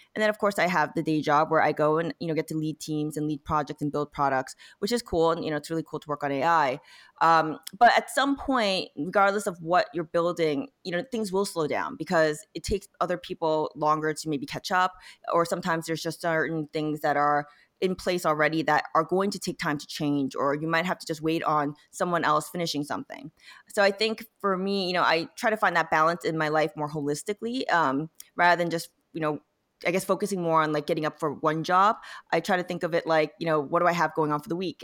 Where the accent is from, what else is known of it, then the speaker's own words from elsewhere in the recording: South Korea; now in United States; I was born in Korea, I came to America, eventually became a citizen partly 'cause I was applying to grad school